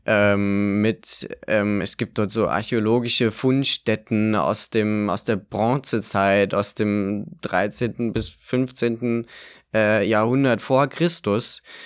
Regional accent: Eichwalde, Brandenburg, Germany; also born or lived in Berlin; Ich bin zwar in Eichwalde aufgewachsen

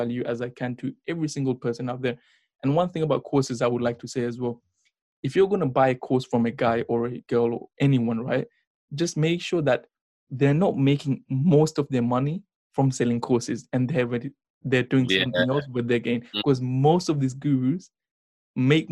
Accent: India; I'm from India

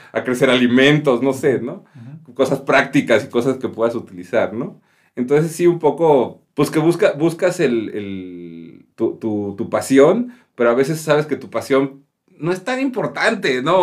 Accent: Mexico; es mi país y, pues, lo adoro, ¿no? Yo a mí me encanta estar aquí en México

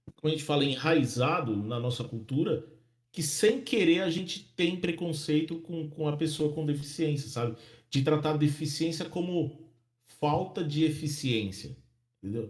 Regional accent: Santo André, São Paulo, Brazil; moved away as an adult; now in Ireland; eu sou de Santo André, né? Na Grande São Paulo

